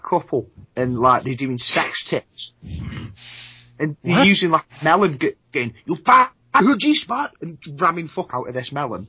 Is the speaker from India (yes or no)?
no; England, United Kingdom; I'm an Englishman